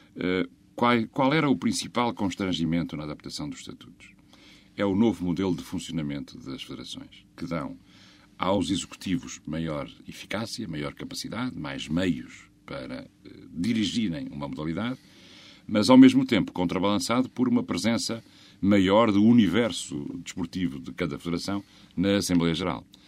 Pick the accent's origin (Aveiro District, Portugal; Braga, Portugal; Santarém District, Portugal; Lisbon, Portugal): Braga, Portugal; Eu sou do distrito de Braga